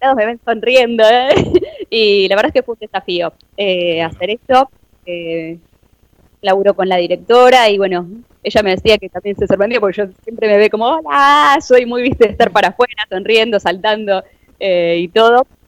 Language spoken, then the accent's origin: Spanish; Argentina; como argentinos